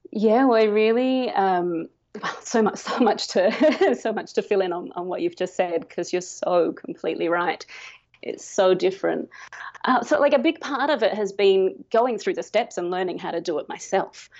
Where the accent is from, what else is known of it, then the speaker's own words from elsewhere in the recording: Adelaide, South Australia, Australia; moved away as an adult; now in Cambodia; I'm from Adelaide in South Australia